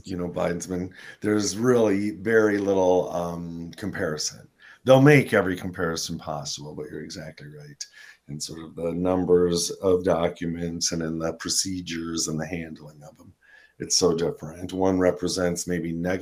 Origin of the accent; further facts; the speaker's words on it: United States; as an American